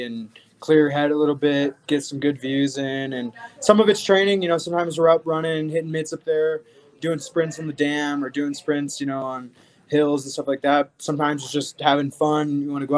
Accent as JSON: {"language": "English", "town": "Omaha", "region": "Nebraska", "country": "United States", "moved": "yes", "lives_now": "Albuquerque, United States", "said": "I'm from Omaha."}